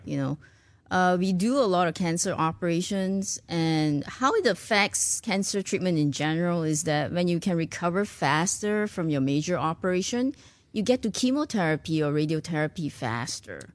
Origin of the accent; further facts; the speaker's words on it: Malaysia; moved away as an adult; also born or lived in Ireland / United States / Singapore; now in Houston, United States; I was born in Malaysia, went to medical school in Ireland